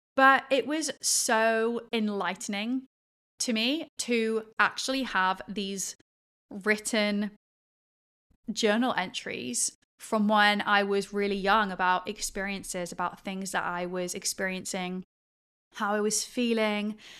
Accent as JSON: {"language": "English", "region": "England", "country": "United Kingdom", "tie": "born or raised there", "also_born_or_lived": "Australia / Sydney / Perth", "moved": "as an adult", "said": "that was how we grew up in England in this like post-Victorian era"}